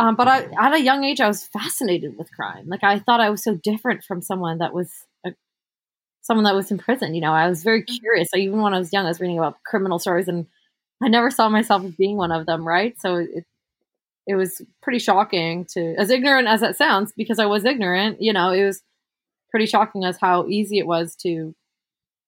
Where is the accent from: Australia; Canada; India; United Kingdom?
Canada; Hamilton, Ontario; I grew up in Hamilton, Ontario